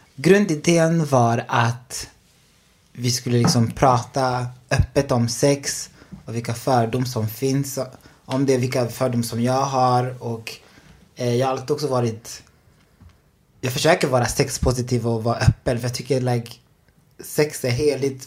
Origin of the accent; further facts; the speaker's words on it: Enköping, Uppsala County, Sweden; also born or lived in Burundi; Jag är från Enköping, men jag är född i Burundi. Ah. Men flyttade till Sverige 2003.